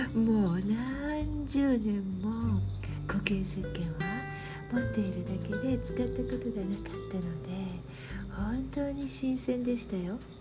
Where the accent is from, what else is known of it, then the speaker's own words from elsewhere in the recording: Japan; moved away; いくらここでの生活が長いとはいえ日本人だっていうことは発音ですぐに分かってしまう